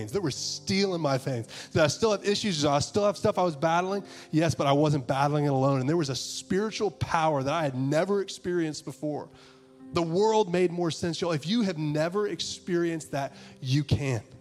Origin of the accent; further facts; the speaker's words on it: the South, United States; I remember I grew up in the South. I grew up in the Bible Belt, right?